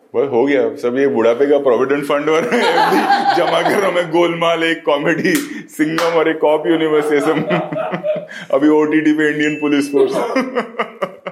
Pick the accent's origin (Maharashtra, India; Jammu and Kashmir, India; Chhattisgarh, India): Maharashtra, India; Mumbai; born or raised there